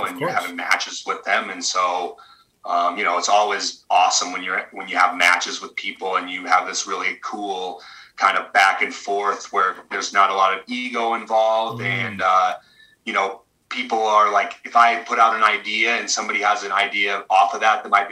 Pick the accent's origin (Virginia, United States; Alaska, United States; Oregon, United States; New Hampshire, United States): Oregon, United States; Hubbard; we're both kind of small town, blue collar kids. I'm from Hubbard, Oregon, 2000 people.